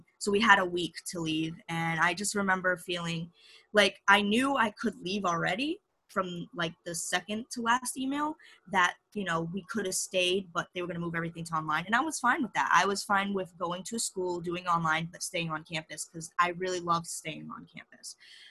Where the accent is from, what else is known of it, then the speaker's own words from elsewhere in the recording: New Bedford, Massachusetts, United States; I'm from New Bedford, Mass.